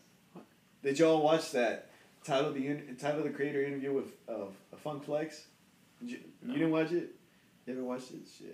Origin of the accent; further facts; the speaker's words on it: Chowchilla, California, United States; now in Merced, United States; I grew up in Chowchilla